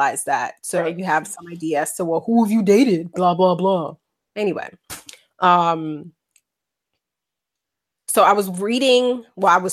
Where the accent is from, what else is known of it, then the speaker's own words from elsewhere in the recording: New York City, New York, United States; moved away as an adult; now in Portland, United States; I grew up in El South Bronx, in the South Bronx